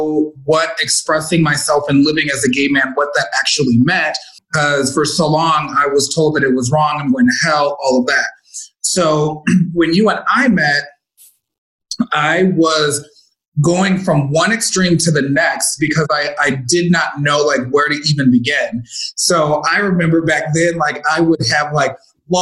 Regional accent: Chicago, Illinois, United States; moved away as an adult; now in Las Vegas, United States; my family back home were extremely religious

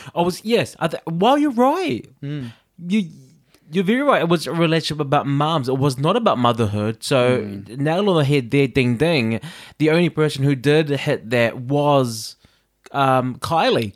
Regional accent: New Zealand; growing up in New Zealand

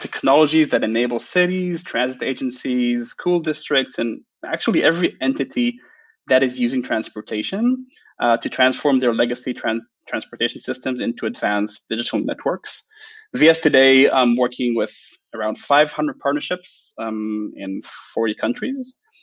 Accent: Israel; I'm from Israel

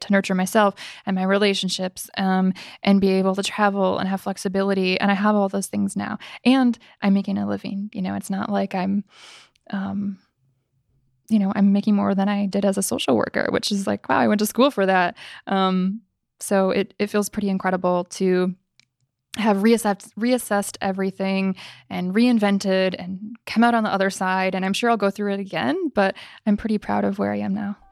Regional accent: Midwest, United States; moved away; I came from the Midwest

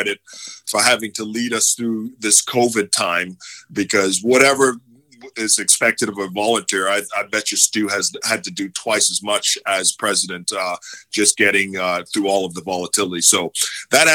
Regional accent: Nassau, New Providence, Bahamas; also born or lived in Atlanta; now in Dallas, United States; growing up in Nassau was a lot of fun. Of course, Nassau is the capital of the Bahamas

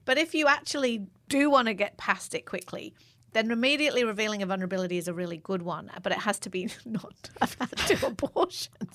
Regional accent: England, United Kingdom; I'm English

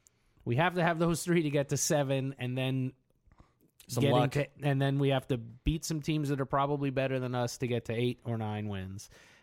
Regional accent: Southern New York, United States; I grew up in New York, in the Southern New York area, where the Jets and Giants ruled among most fans.

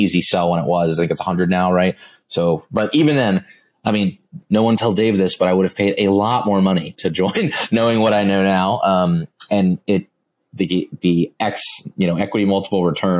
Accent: Missouri, United States; I was from Missouri

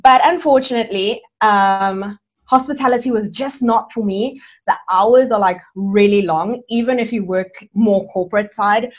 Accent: South Africa; also born or lived in Cuba; I'm originally from Cuba, but I've lived and grown up in South Africa all my life.

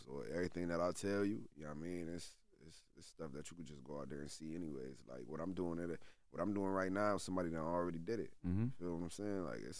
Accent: Syracuse, New York, United States; Especially, like, in my hometown, like in Syracuse, it's like, man, I'm besides …

